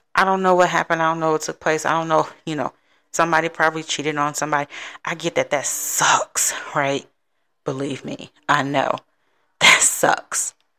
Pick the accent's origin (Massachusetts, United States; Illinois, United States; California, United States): Illinois, United States; Chicago; now in Texas, United States; my hometown of Chicago